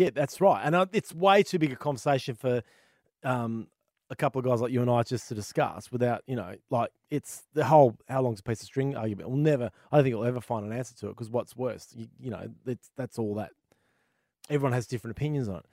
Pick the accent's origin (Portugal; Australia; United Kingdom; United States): Australia; as an Aussie gamer